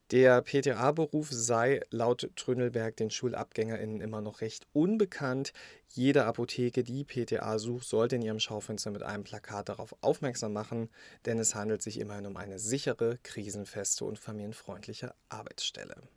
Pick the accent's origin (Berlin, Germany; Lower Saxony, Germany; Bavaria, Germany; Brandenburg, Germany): Brandenburg, Germany; Brandenburg, mein Heimatbundesland.